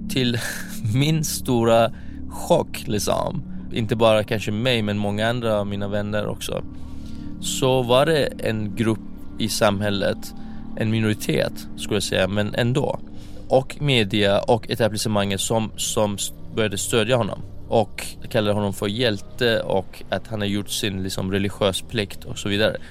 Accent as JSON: {"language": "Swedish", "country": "Iran", "moved": "yes", "said": "jag skäms som iranier"}